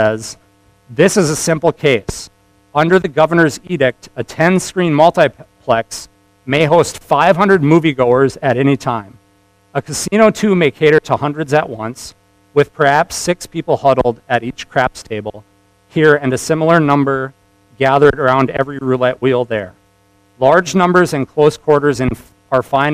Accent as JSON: {"language": "English", "country": "United States", "said": "As proud of an American as I am"}